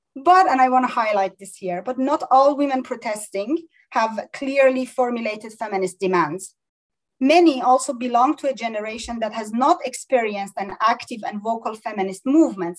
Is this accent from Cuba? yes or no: no; Iran; moved away; we grew up in Iran